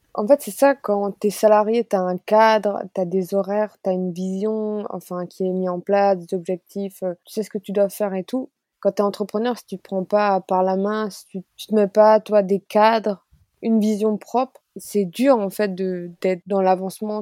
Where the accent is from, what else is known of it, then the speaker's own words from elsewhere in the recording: Alsace, Grand Est, France; Moi je suis alsacienne